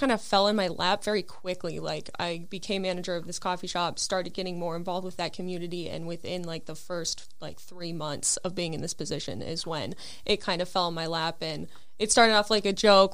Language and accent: English; Northern Minnesota, United States; ended up moving back to my hometown and working at the original coffee shop I started